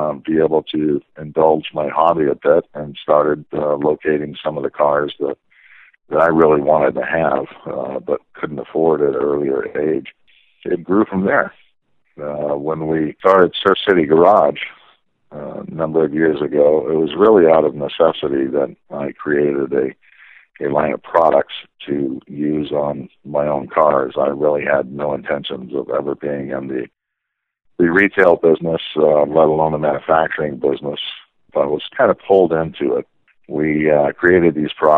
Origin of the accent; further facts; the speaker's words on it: Southern California, United States; I grew up in Southern California in the car culture